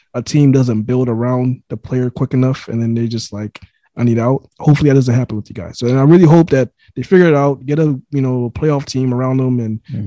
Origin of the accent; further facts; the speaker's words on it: New York, United States; I was born in New York